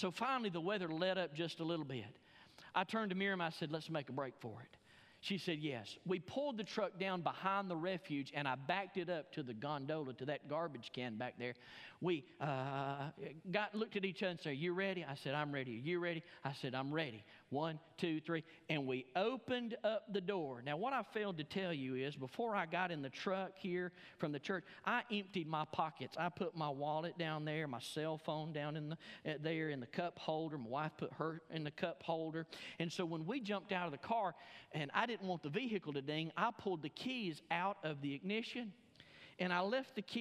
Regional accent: Alabama, United States; moved away; I'm from Alabama

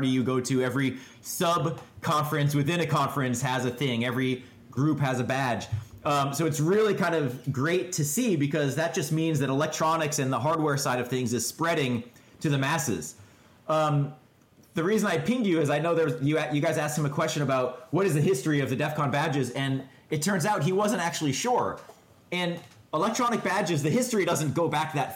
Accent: Boston, Massachusetts, United States; I was from Boston.

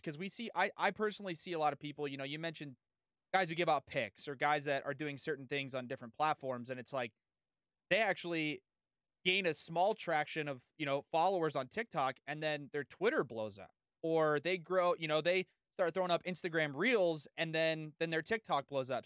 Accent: San Diego, California, United States; I've lived in, I grew up in San Diego.

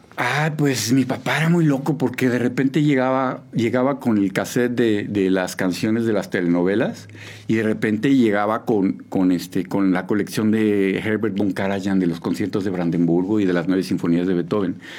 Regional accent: Mexico City, Mexico; moved away as an adult; now in San Juan del Río, Mexico; Yo nací en la Ciudad de México el 5 de abril de 1972

